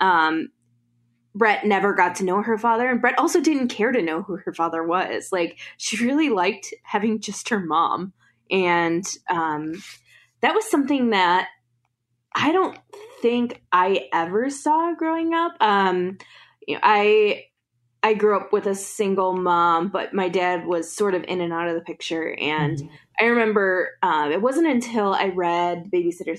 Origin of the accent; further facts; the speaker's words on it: the Midwest, 40 minutes outside Chicago, Illinois, United States; I grew up in the Midwest as well